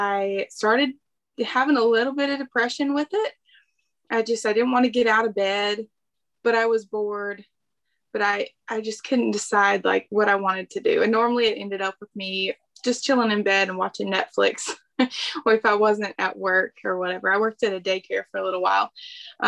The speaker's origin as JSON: {"language": "English", "region": "the South", "country": "United States", "said": "I ate a lot of fried foods, a ton of fried foods, because I'm from the South."}